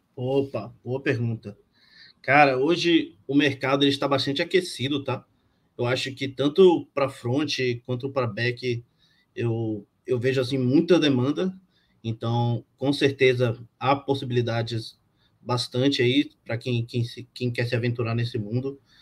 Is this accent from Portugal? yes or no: no; Bahia, Brazil; also born or lived in Rio de Janeiro; nasci no Rio, mas fui criado na Bahia